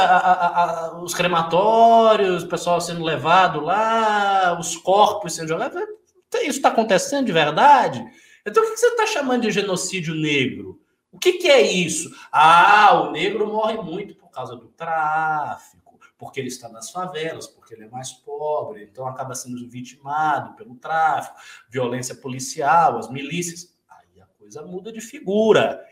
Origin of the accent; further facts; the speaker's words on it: Salvador, Bahia, Brazil; eu sou de Salvador, a população de Salvador é majoritariamente negra. Eu vou a mercados com a minha tia desde criança